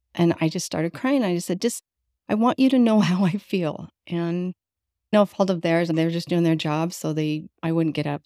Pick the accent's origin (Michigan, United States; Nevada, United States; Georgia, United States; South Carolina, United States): Nevada, United States; Las Vegas; also born or lived in California; I was born in California, and then we moved to Las Vegas